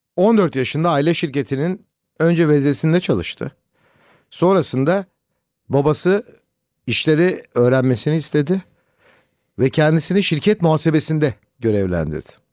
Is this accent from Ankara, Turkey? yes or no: yes; Ankara, Turkey